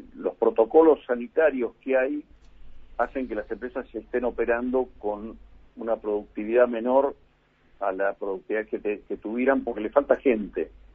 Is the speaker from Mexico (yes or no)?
no; Argentina; Nosotros como argentinos